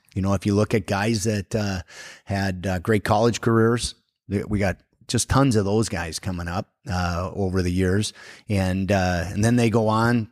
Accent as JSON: {"language": "English", "town": "Forest Lake", "region": "Minnesota", "country": "United States", "tie": "born or raised there", "said": "growing up in Forest Lake, we didn't have an ice arena when I was in high school"}